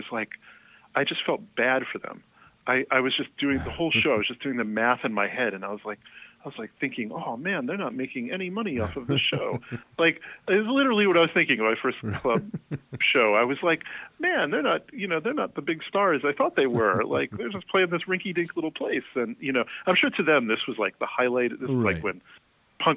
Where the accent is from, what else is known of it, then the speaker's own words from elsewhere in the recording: Syracuse, New York, United States; I grew up in a few places, but yeah. Mostly Syracuse, New York